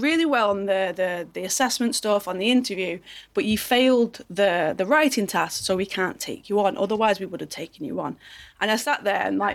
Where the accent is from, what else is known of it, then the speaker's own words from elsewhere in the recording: Manchester, North West England, United Kingdom; I'm from a place called Manchester